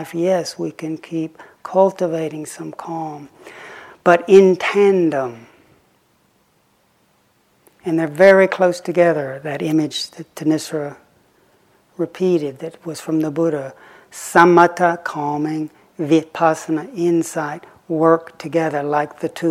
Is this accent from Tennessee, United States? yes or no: yes; Lake Chickamauga, Tennessee, United States; when I was growing up on Lake Chickamauga